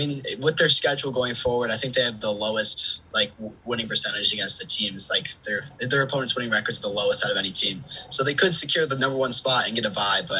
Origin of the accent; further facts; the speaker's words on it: Buffalo, New York, United States; I'm from Buffalo.